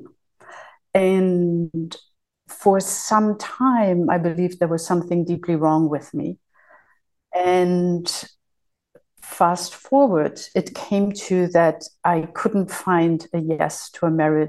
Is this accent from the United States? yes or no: no; Germany; moved away as an adult; also born or lived in Spain / Lanzarote, Spain; So I had been born and raised in Germany